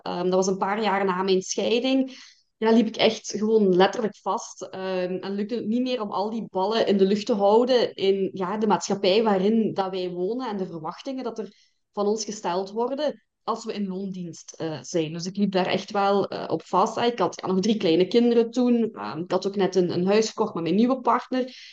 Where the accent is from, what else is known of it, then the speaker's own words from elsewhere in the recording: Belgian Limburg, Flanders, Belgium; Ik ben afkomstig uit Limburg, Belgisch Limburg dan, hè? zoals dat je waarschijnlijk kunt horen